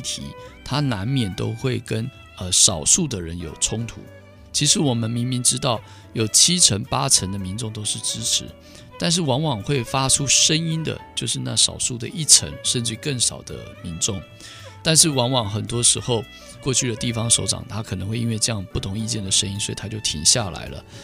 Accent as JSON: {"language": "Chinese", "town": "Hsinchu", "region": "Hsinchu City", "country": "Taiwan", "tie": "born or raised there", "said": "我是土生土长的新竹人"}